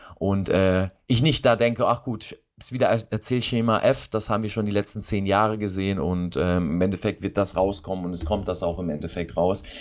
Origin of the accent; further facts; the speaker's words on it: Germany; bei uns in Deutschland